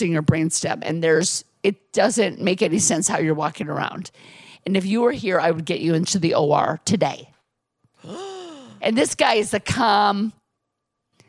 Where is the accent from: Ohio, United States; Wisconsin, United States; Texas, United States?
Wisconsin, United States; Milwaukee; I grew up in Milwaukee